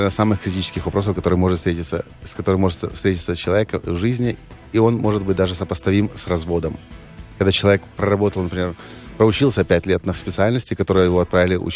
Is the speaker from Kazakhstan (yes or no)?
no; Ukraine; Да, я украинец угу. и э, патриот Украины.